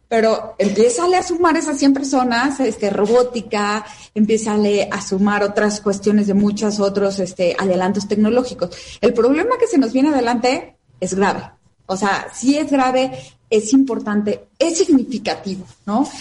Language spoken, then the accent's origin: Spanish; Mexico; como mujer mexicana